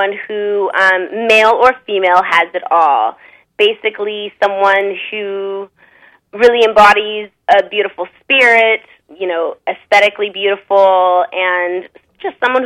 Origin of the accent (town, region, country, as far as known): Arizona, United States